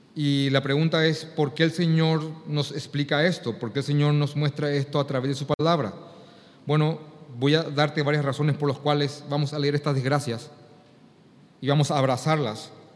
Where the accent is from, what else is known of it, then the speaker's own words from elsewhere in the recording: Paraguay; para mí como paraguayo